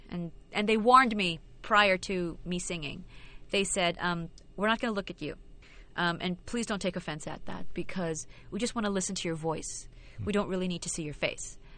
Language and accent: English; Philippines; moved away as an adult; also born or lived in London / New York; I was born and raised in the Philippines